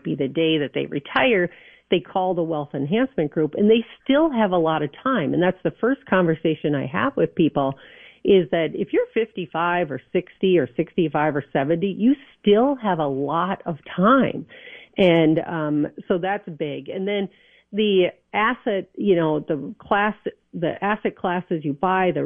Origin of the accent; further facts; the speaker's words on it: New Prague, Minnesota, United States; I grew up in New Prague